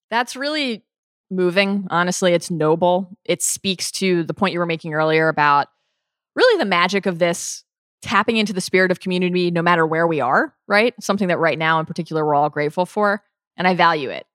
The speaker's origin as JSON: {"language": "English", "region": "Maryland", "country": "United States", "tie": "born or raised there", "said": "Even growing up in the Mid-Atlantic, I grew up in Maryland"}